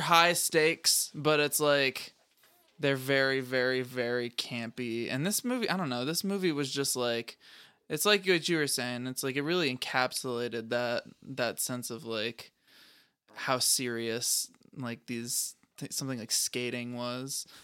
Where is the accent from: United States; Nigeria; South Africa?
United States; California; now in Maryland, United States; we both grew up in California